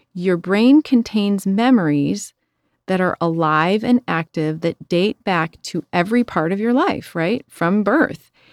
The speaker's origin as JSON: {"language": "English", "town": "Chicago", "region": "Illinois", "country": "United States", "said": "I'm from Chicago"}